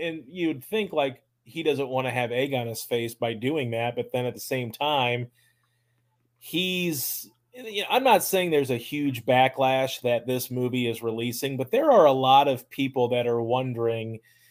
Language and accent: English; Tennessee, United States; my home state of Tennessee